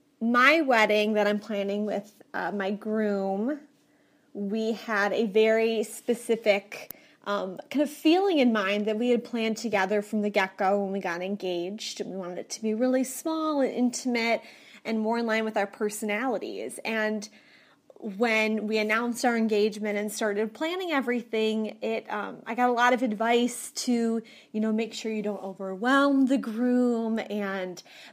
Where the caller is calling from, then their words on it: Minnesota, United States; I'm calling from Minnesota